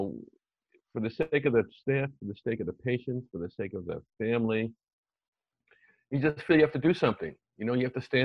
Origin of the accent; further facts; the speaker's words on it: New York City, New York, United States; also born or lived in Ann Arbor, Michigan / St. Louis / Detroit / Philadelphia; I was born in Manhattan